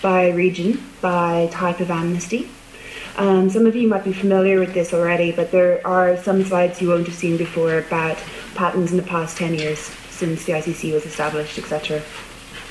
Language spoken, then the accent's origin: English; Ireland; I'm Irish